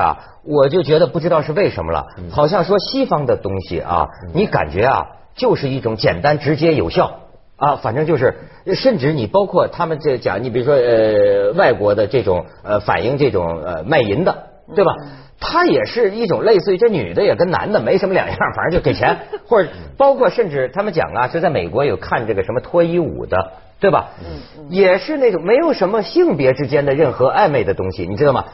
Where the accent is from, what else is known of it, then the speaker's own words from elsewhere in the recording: China; 我作为中国人，我作为东方人